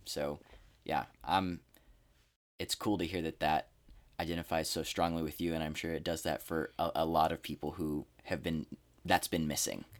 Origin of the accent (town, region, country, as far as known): Texas, United States; born or raised there